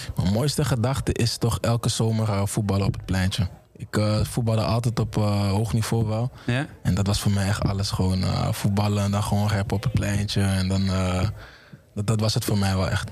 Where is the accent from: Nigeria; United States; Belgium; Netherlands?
Netherlands; Amsterdam, North Holland; ik kom uit Amsterdam Oost